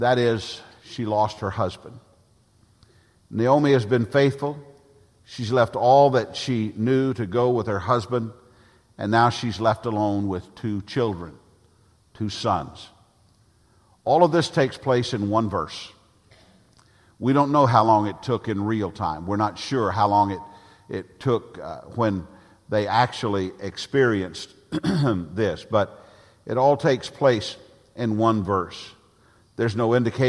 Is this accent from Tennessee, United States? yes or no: yes; Nashville, Tennessee, United States; moved away as an adult; now in Tallahassee, United States; Both Jan and I were raised in Nashville